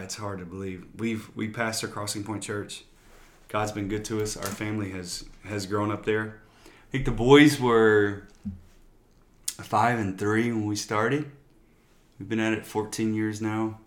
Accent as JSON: {"language": "English", "region": "Louisiana", "country": "United States", "moved": "as an adult", "lives_now": "San Antonio, United States", "said": "I'm from Louisiana, down south"}